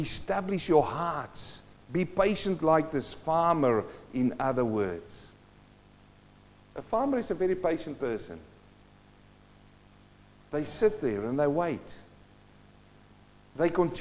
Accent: Western Transvaal, North West, South Africa; I grew up in Western Transvaal.

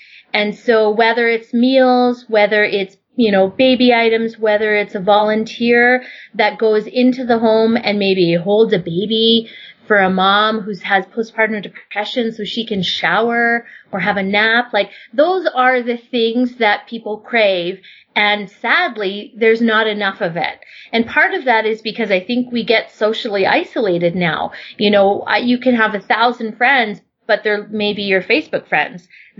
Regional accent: Germany; also born or lived in Vancouver, Canada; I would probably say I was born in Vancouver. And when I was around 8 or 9, my mom packed me up and we moved to Germany. And when we arrived in Germany, my mother didn't speak a word of German.

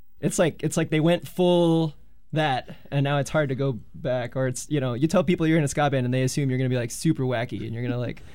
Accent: California, United States; But it was like, I'm from California. And, you know, ska in California is always kind of a real thing.

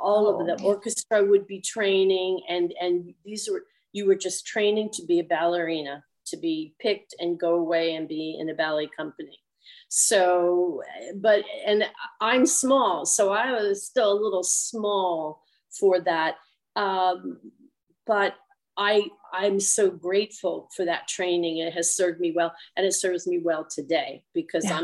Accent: Cincinnati, Ohio, United States; also born or lived in New York; now in Malibu, United States; I come from Cincinnati. And we had one of the best conservatories.

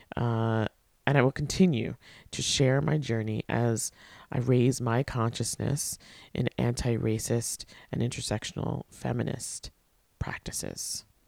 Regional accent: Port Washington, New York, United States; I went to, uh, middle school and high school with her in my hometown of Port Washington, Long Island

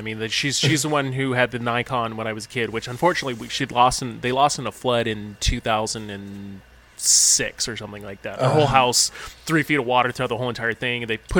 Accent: Vacaville, California, United States; moved away; In my hometown of Vacaville.

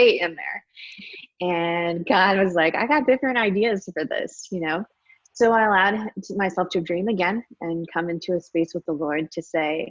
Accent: Michigan, United States; now in Austin, United States; I grew up in Michigan. I currently live in Austin, Texas

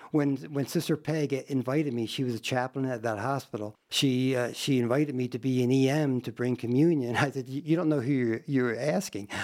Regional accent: New Jersey, United States; moved away as an adult; also born or lived in Trenton, New Jersey; now in Sturgis, United States; I came from South Jersey to South Dakota

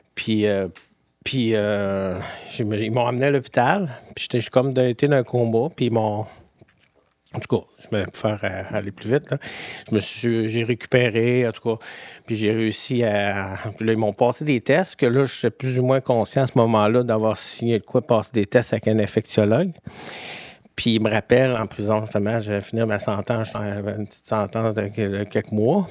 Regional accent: Quebec City, Quebec, Canada; je viens de Québec à Beauport

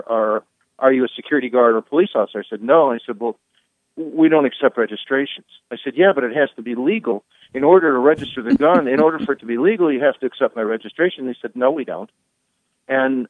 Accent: Chicago, Illinois, United States; moved away as an adult; now in Arizona, United States; I'm from Chicago.

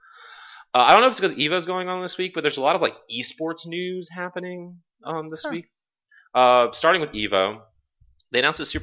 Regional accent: New York, United States; I'm from New York

